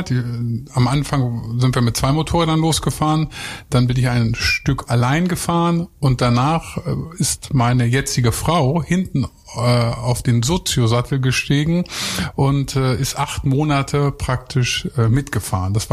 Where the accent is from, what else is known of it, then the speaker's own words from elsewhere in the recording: Lower Saxony, Germany; Ja, also so ich komme ja eigentlich vom Bauernhof. Ich bin aus Niedersachsen und äh, da ist man immer nur an die Nordsee gefahren und nach Österreich.